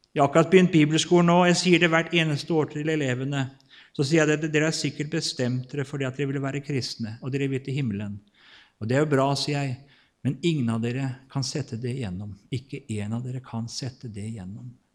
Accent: Kvelde, Vestfold, Norway; født og oppvokst og bor fortsatt i Kvelde i Vestfold

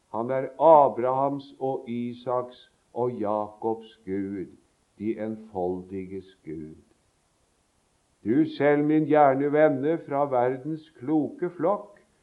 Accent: Sarpsborg, Østfold, Norway; moved away; vi sang på søndagsskolen, det husker jeg så godt, hjemme i Sarpsborg

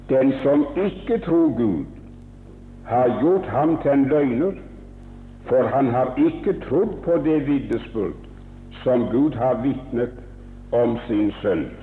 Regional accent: Haaland, Rogaland, Norway; born there; for jeg er født på Haaland.

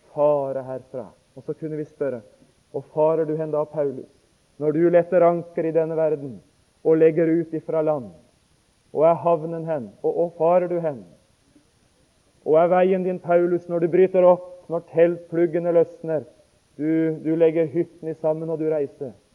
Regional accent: Notodden, Telemark, Norway; hjemme på Notodden

